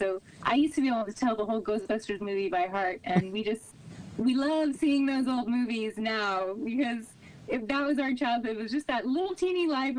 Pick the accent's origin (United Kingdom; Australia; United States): United States; New Canaan, Connecticut; I didn't realize how lucky I was until the last few years when I started reflecting on my childhood